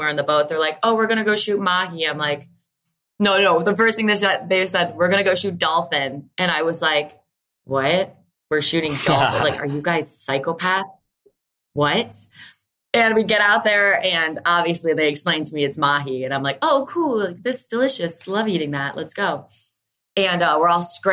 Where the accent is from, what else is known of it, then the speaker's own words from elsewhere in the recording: Buffalo, New York, United States; moved away as an adult; now in Key West, United States; originally I'm from Buffalo, New York. Well, a really small town, like 30 minutes south of Buffalo, New York that nobody knows